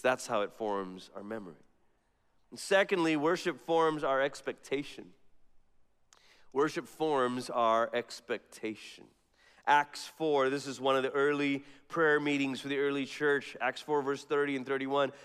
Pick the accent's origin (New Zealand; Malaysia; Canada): Malaysia; now in Colorado Springs, United States; growing up in Malaysia